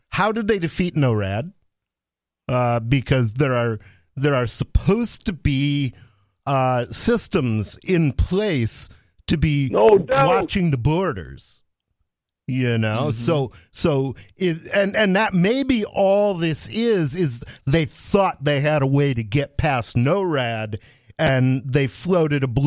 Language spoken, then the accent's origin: English; Jackson, Michigan, United States; born there; now in New Hampshire, United States; I was born in Jackson, that, Michigan.